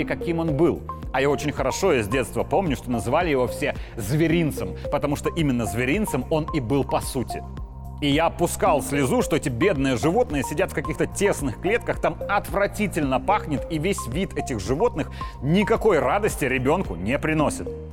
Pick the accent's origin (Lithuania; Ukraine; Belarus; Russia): Belarus